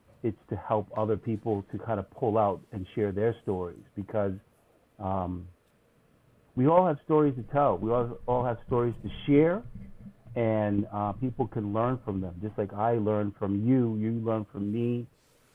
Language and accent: English; U.S. Virgin Islands; also born or lived in St. John; growing up in the Caribbean, particularly in the U.S. Virgin Islands